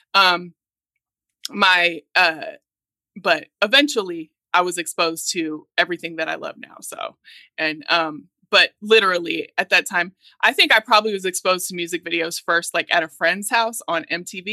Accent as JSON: {"language": "English", "region": "Oregon", "country": "United States", "said": "I'm Black and I'm from Oregon"}